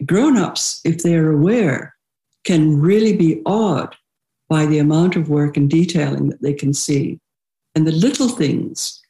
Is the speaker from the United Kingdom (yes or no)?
yes; United Kingdom; now in United States; I'm British.